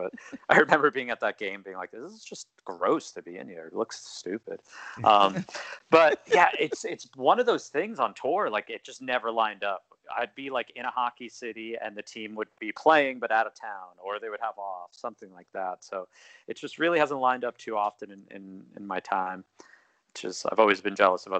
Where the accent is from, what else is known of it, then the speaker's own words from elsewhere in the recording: New York, United States; as a New Yorker or Long Islander